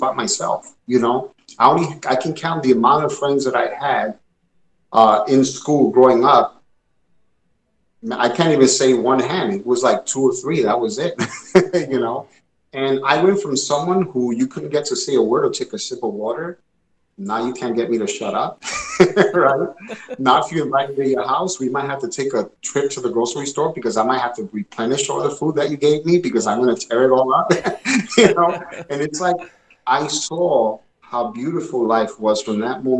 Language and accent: English; New York City, New York, United States; also born or lived in Puerto Rico (parents); growing up where I grew up in Bushwick, Brooklyn, Brownsville and then Bushwick